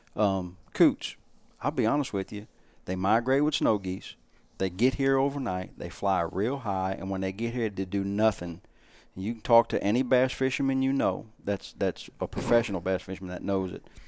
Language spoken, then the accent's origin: English; South Louisiana, United States; growing up in South Louisiana around Venice